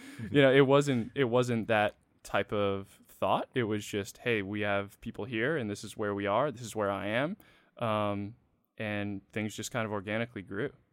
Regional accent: Freetown, Massachusetts, United States; also born or lived in Connecticut; I'm from a really small town in Massachusetts

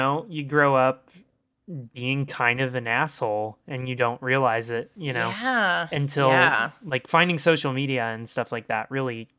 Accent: Texas, United States; I grew up in Texas, so, you know, and not Austin, you know, not cool Texas

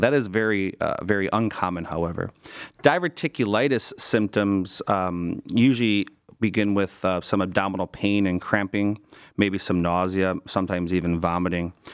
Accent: Cleveland, Ohio, United States; Born and raised in Cleveland

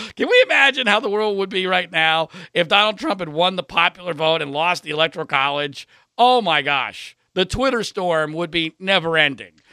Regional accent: Pennsylvania, United States; I grew up in Pennsylvania

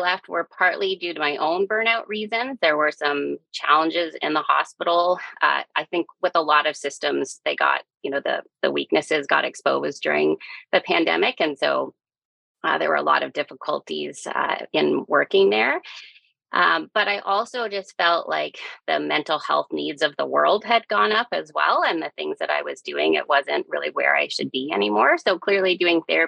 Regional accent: Calgary, Alberta, Canada; moved away as an adult; now in Halifax, Canada; I'm born and raised in Calgary, but I've been in Halifax since 2007

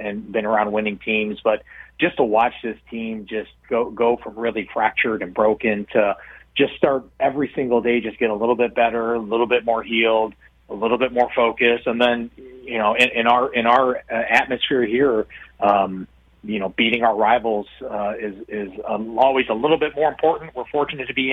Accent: Midwest, United States; I'm from the Midwest

